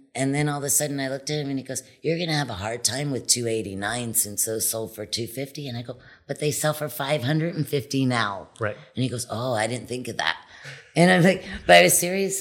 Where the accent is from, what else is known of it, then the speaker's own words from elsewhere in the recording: Wildwood, New Jersey, United States; moved away as an adult; also born or lived in Wilmington, Delaware / California; now in Cabo San Lucas, Mexico; Originally, I was from the East Coast, New yeah. Jersey, a little island, Wildwood, New Jersey. I was born in Wilmington, Delaware, and then had a family business in New Jersey.